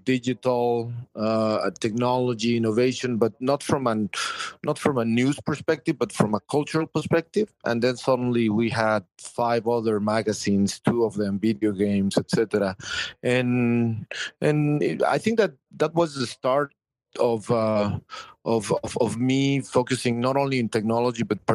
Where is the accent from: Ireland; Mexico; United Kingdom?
Mexico; moved away as an adult; now in United States; I'm Mexican, man. I'm from Mexico, I'm from Latin America, mm-hmm. And I think that even though I've been living here in the U.S.